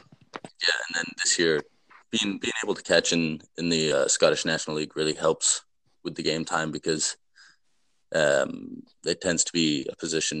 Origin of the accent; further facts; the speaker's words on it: Sudbury, Massachusetts, United States; moved away as an adult; now in Scotland; I grew up in Sudbury, Massachusetts, just outside of Boston, in the US.